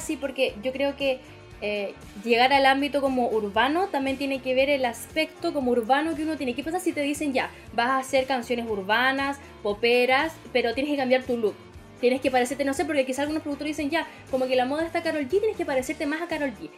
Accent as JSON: {"language": "Spanish", "country": "Chile", "said": "Como chilenos"}